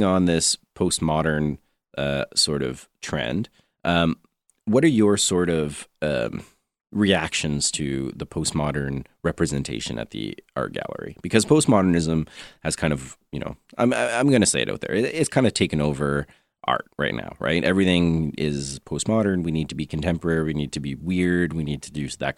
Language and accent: English; Canada